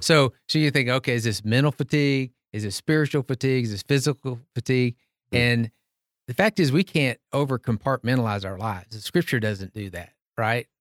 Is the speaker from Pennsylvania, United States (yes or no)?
no; Tyler, Texas, United States; I grew up in Tyler, Texas, a deacon's kid at Green Acres